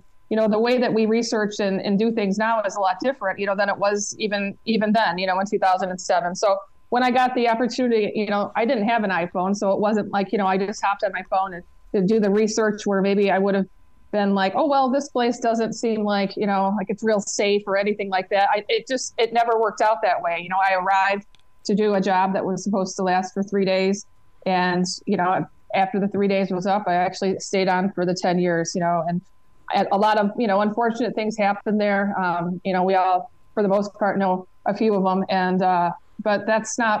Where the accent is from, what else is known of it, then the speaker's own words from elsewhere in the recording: Michigan, United States; moved away as an adult; now in Los Angeles, United States; I've been here 23 years. I'm originally from Michigan